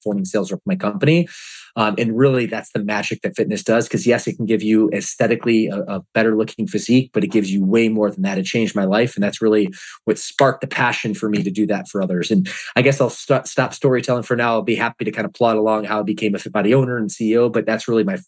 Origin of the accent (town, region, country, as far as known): Detroit, Michigan, United States; born or raised there; also born or lived in Atlanta, Georgia; now in California, United States